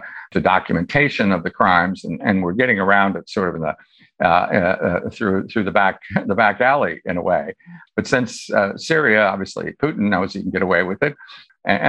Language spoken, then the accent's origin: English; Iowa, United States; United States attorney in my home state of Iowa for 8 years